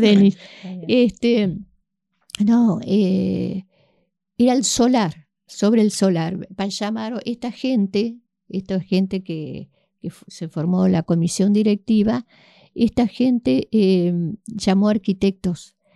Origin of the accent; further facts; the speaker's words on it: Victoria, Entre Ríos, Argentina; now in Paraná, Argentina; Yo soy nacida en Victoria